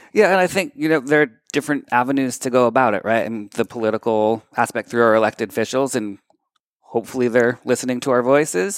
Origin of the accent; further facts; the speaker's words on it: Methuen, Massachusetts, United States; also born or lived in Lawrence, Massachusetts; So I was born in Lawrence, grew up in Methuen, spent a decade kinda living around, but came back to Lawrence